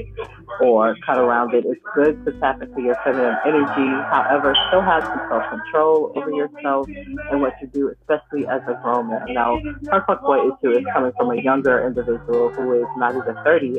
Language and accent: English; New York, United States; I'm from New York